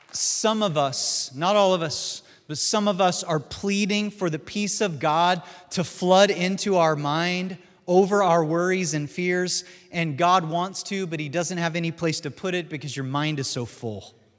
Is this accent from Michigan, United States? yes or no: no; Missouri, United States; my home state is, uh, Missouri, which is the show me state